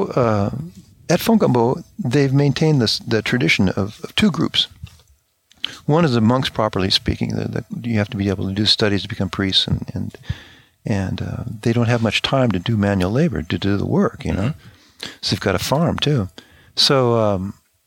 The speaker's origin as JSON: {"language": "English", "region": "Oregon", "country": "United States", "tie": "born or raised there", "also_born_or_lived": "France", "moved": "yes", "lives_now": "Oklahoma, United States", "said": "I grew up in Oregon."}